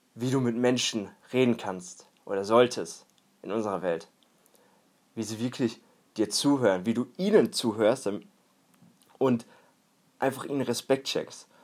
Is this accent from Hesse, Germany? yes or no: no; Warendorf, North Rhine-Westphalia, Germany; now in Münster, Germany; Ich bin hier sogar in der Nähe aufgewachsen, in einem etwas kleineren Dorf, etwas kleineren Stadt, und zwar in Warendorf